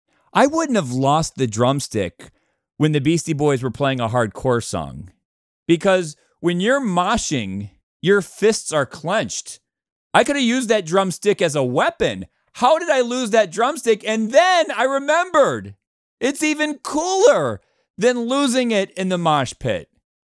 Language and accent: English; Cleveland, Ohio, United States; born there; And most of you know this, but I was born in Cleveland. My grandparents live in Cleveland. All my relatives are in Cleveland. I guess Cleveland technically is my hometown.